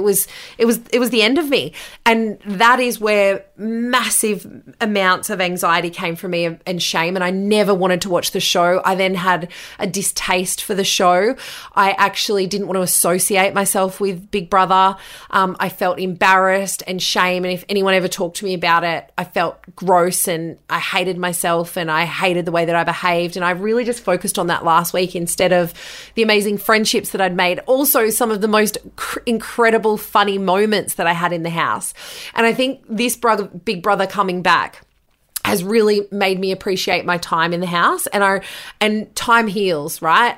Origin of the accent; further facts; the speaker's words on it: Bathurst, New South Wales, Australia; moved away as an adult; also born or lived in Bunbury / Newcastle / London; I moved from Bunbury after two years to Newcastle, which was four hours from my hometown in Bathurst